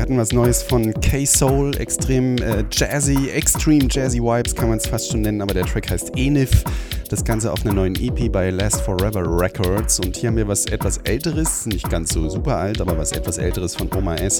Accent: Weimar, Thuringia, Germany; aus meiner Heimatstadt, nämlich aus Weimar

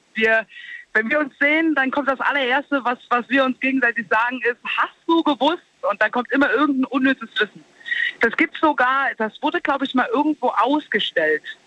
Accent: Saarland, Germany; bei uns im Saarland

